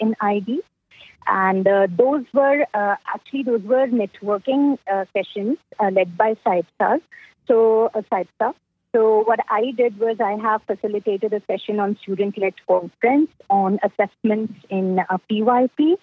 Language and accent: English; India; I'm from India